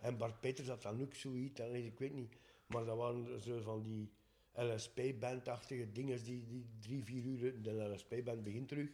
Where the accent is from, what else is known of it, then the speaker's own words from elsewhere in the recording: Dendermonde, Flanders, Belgium; we zijn van Dendermonde